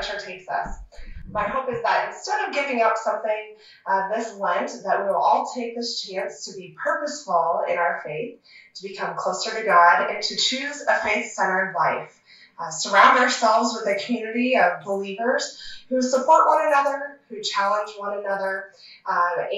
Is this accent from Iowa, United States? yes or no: yes; Sherrill, Iowa, United States; also born or lived in Ames, Iowa / DeWitt, Iowa; now in Manning, United States; my hometown of Sheraton